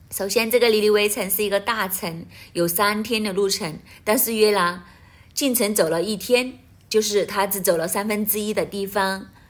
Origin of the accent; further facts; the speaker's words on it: Hong Kong; 我们香港人